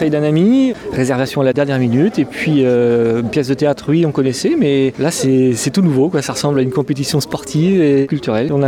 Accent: Bordeaux, Nouvelle-Aquitaine, France; nous sommes bordelais et nous souhaitons une bonne continuation à la BIP

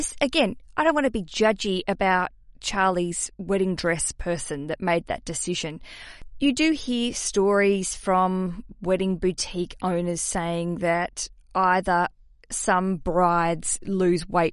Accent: Australia; accent: Australian; my Australian accent

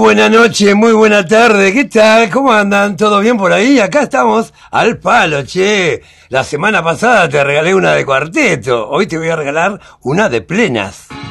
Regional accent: Fray Bentos, Río Negro, Uruguay; also born or lived in Montevideo, Uruguay; now in Buenos Aires, Argentina; Yo nací en Uruguay, nací en Fray Ventos, ¿eh? Un departamento de Uruguay, un río negro. Y bueno, me crié en Fray Ventos

